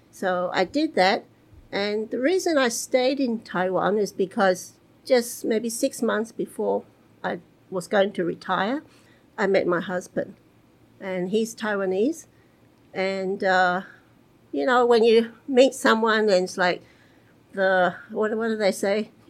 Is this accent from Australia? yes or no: yes; Melbourne, Victoria, Australia; also born or lived in Hong Kong; I'm originally from Melbourne in Australia, born, born in Melbourne. And uh, I, when I was one year old, my family, we moved to Hong Kong for 10 years. So, although I was born in Australia, I was kind of raised in Hong Kong.